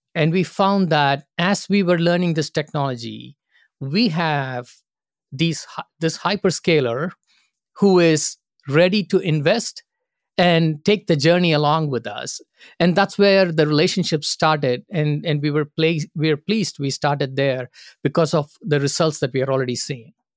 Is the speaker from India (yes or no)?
yes; India; moved away as an adult; also born or lived in Singapore / Phoenix, Arizona; now in United States; I grew up in India and started my first job with Singapore Airlines in Singapore